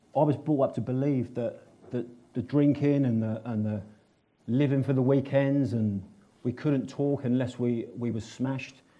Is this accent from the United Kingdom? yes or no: yes; Northolt, London, United Kingdom; I was brought up in and around Northolt.